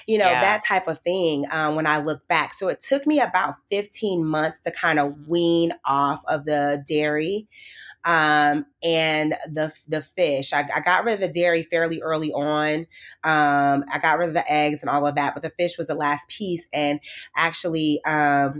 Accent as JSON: {"language": "English", "region": "Midwest", "country": "United States", "tie": "born or raised there", "said": "And so I grew up in the Midwest. I'm from the Midwest."}